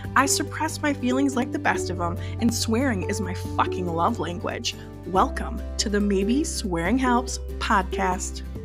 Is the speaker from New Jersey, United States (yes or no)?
no; Minnesota, United States; I'm from Minnesota